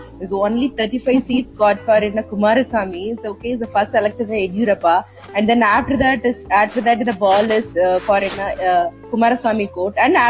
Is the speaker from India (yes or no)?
yes; Coimbatore, Tamil Nadu, India; I'm from Coimbatore.